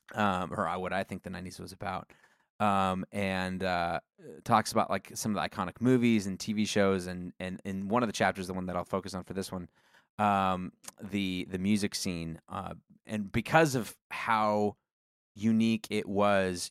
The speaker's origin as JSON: {"language": "English", "town": "Coeur d'Alene", "region": "Idaho", "country": "United States", "tie": "born or raised there", "moved": "yes", "said": "I grew up in Coeur d'Alene"}